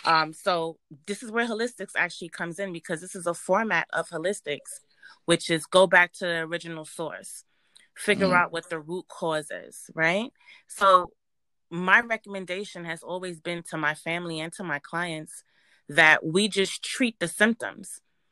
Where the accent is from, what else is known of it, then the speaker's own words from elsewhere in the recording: Jamaica; born there; My background is Caribbean. I was born in Jamaica. I was raised up here, but we went back and forth to Jamaica to visit our grandparents.